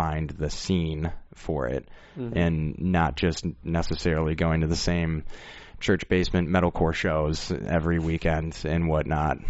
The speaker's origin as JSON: {"language": "English", "town": "Rockford", "region": "Illinois", "country": "United States", "tie": "born or raised there"}